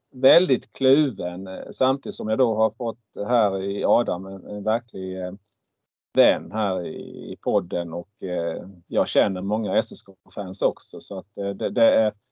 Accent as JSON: {"language": "Swedish", "town": "Markaryd", "region": "Kronoberg County", "country": "Sweden", "tie": "born or raised there", "said": "jag är uppväxt i Markaryd"}